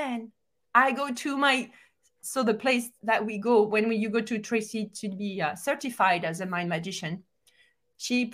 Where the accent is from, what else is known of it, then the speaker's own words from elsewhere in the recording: France; moved away; I'm from France